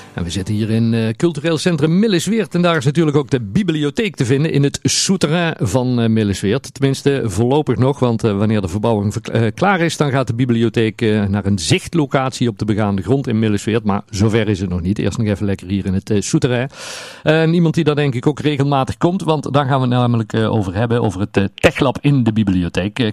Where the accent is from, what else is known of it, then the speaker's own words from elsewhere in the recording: Netherlands; wij Hollanders